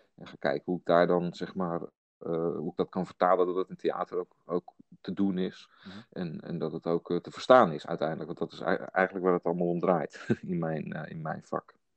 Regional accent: Hillegom, South Holland, Netherlands; ik ben een man uit Hillegom

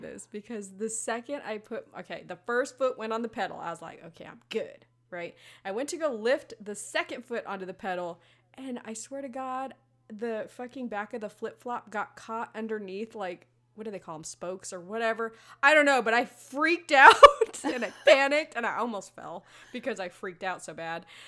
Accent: Las Vegas, Nevada, United States; I'm from Las Vegas, okay? I come from where glitter and strippers happen.

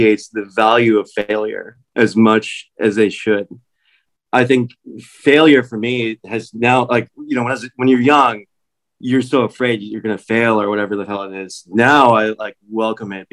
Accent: Washington, District of Columbia, United States; accent: American; moved away as an adult; also born or lived in New York City / England; now in Los Angeles, United States; I grew up in Washington, D.C. That's where I was born.

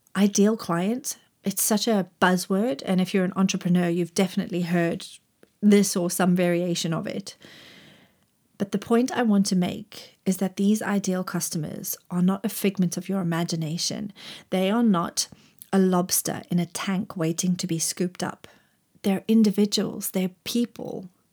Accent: Zimbabwe; moved away as an adult; also born or lived in Grahamstown, South Africa; now in Cheshire, United Kingdom; I grew up in Zimbabwe and went to university in Grahamstown, South Africa.

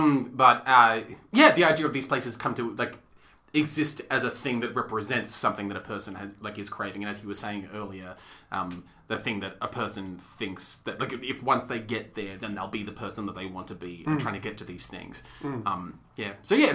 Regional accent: Melbourne, Victoria, Australia; growing up in Melbourne, being here

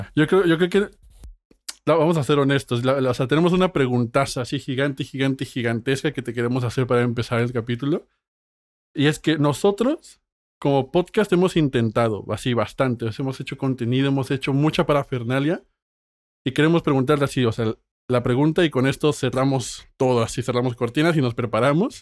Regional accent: Mexico; soy mexicano

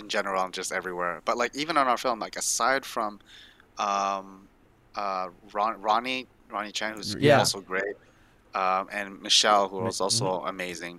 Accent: Malaysia; moved away; I'm from Malaysia too.

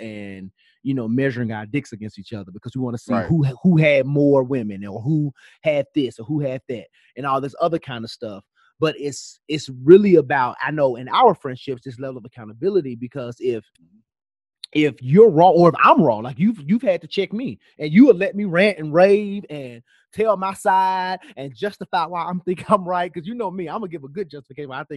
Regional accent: Memphis, Tennessee, United States; moved away as an adult; now in Atlanta, United States; this friend just moves to Memphis, moves to my hometown

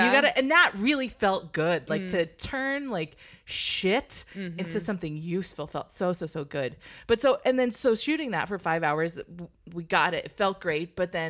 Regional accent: Redlands, California, United States; born or raised there

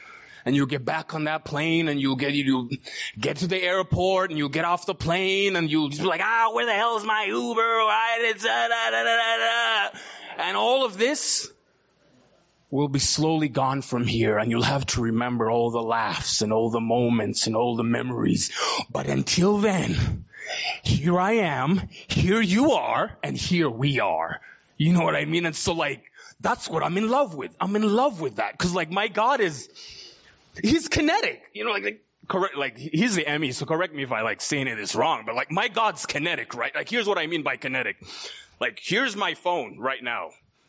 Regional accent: Uganda; born there; So I was born in Uganda, East Africa, in 1982.

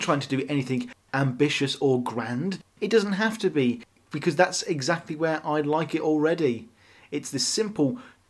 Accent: United Kingdom; as a British millennial

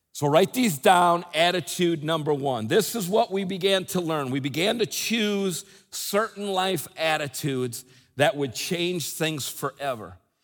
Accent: United States; moved away; I live outside the country, but, I, but, but I'm from the United States. I'm a U.S. citizen, American citizen

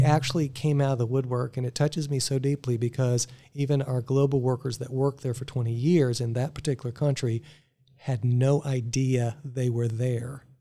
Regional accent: McAllen, Texas, United States; moved away as an adult; also born or lived in Tulsa, Oklahoma; now in Virginia Beach, United States; I grew up in South Texas, in McAllen

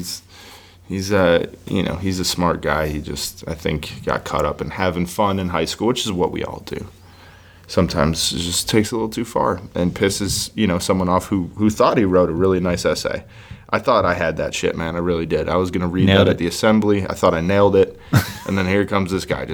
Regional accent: Buffalo, New York, United States; moved away as an adult; now in Nashville, United States; I grew up in Buffalo

